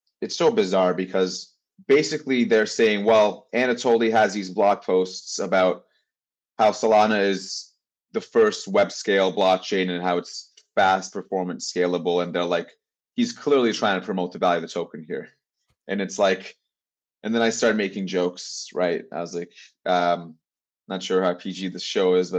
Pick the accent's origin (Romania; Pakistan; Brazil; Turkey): Turkey; now in Canada; I am from Turkey